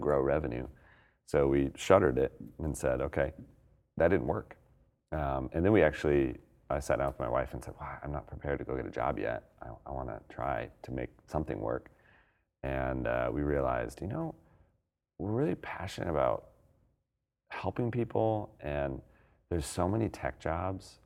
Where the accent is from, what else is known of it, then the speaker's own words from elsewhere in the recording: Colorado, United States; now in Portland, United States; I'm from Colorado, but we live in Portland